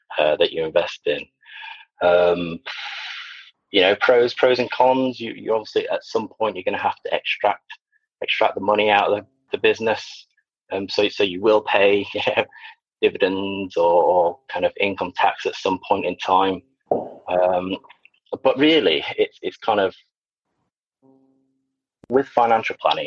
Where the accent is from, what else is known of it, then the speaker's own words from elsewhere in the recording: Sheffield, Yorkshire and the Humber, United Kingdom; also born or lived in Liverpool / Wigan / Preston; now in Worcestershire, United Kingdom; I'm actually from Yorkshire originally.